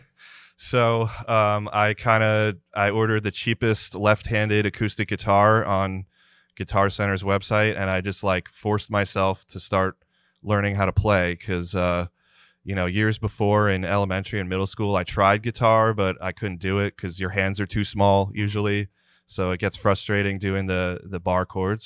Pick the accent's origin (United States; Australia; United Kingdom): United States; New Jersey; moved away; I'm originally from New Jersey.